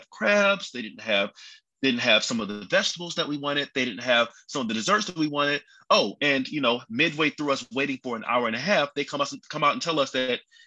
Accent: Baltimore, Maryland, United States; now in Charlotte, United States; I'm also originally from Baltimore, Maryland

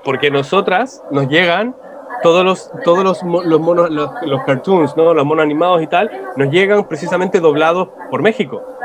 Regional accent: Chile; acá en Chile

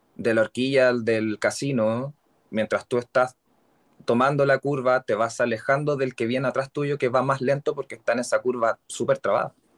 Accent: Santiago, Santiago Metropolitan Region, Chile; vivo en Santiago, acá en Chile. Soy totalmente capitalino

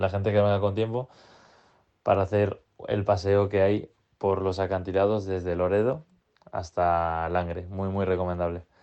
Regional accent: Cantabria, Spain

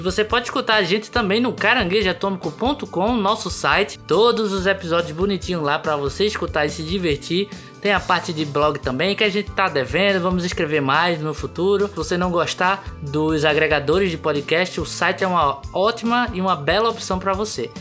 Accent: Recife, Pernambuco, Brazil; a gente é de Recife

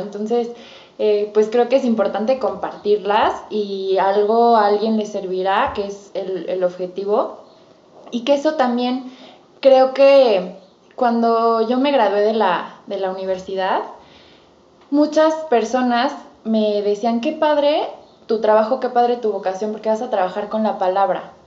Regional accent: Mexico; como buena cultura mexicana

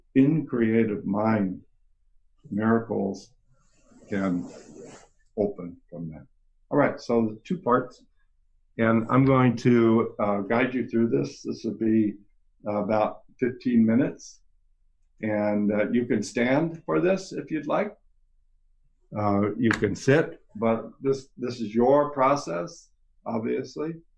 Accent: California, United States; I am from California

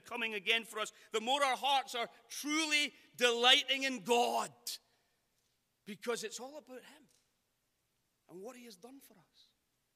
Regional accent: Scotland, United Kingdom; now in Sacramento, United States; being Scottish in America

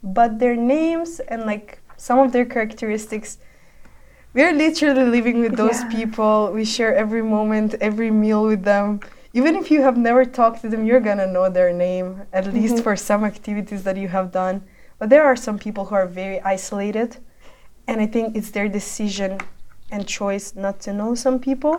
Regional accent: North Macedonia; now in Netherlands; I come from Macedonia

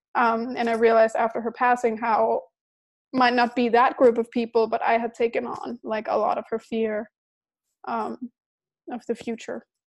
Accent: Denmark; I was living in Denmark. I'm from Denmark.

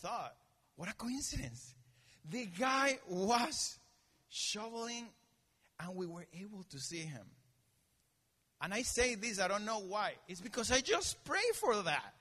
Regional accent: Venezuela; moved away; also born or lived in Denver, Colorado; I'm from Venezuela

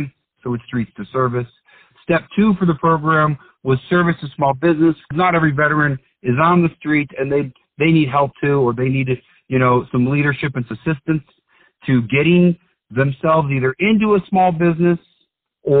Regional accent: Florida, United States; I'm from Florida

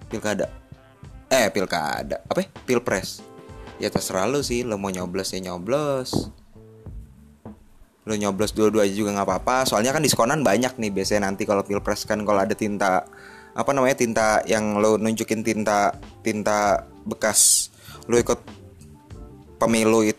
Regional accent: South Jakarta, Jakarta, Indonesia; eh gue kan orang Jakarta Selatan gitu

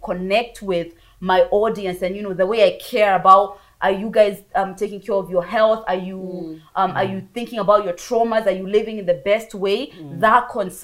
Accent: Bristol, South West England, United Kingdom; moved away as an adult; also born or lived in Kiambu County, Kenya; now in Kenya; we moved to England when I was 11 years old, and then that's where I grew up in Bristol. I was raised there. I stayed there until I was 25.

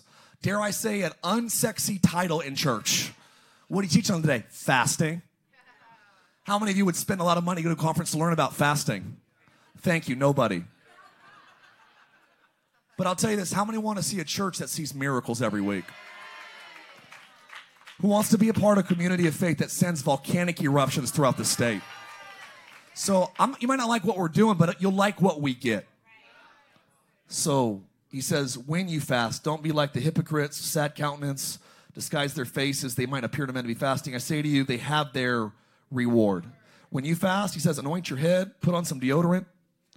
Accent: United States; a American Christian

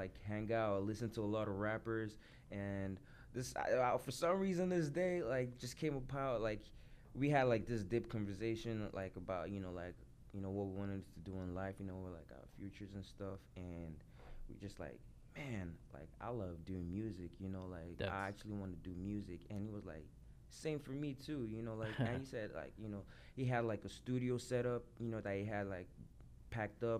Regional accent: Lagos, Nigeria; moved away; also born or lived in United States; I grew up in Lagos, Nigeria

